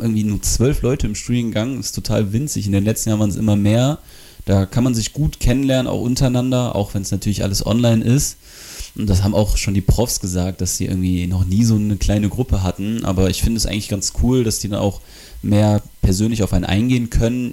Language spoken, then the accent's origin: German; Bonn, North Rhine-Westphalia, Germany; moved away as an adult; now in Wilhelmshaven, Germany; 19 Jahre alt und ich komme aus Bonn.